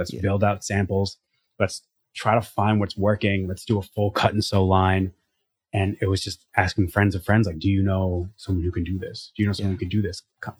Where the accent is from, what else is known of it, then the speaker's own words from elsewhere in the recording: New Jersey, United States; I grew up in New Jersey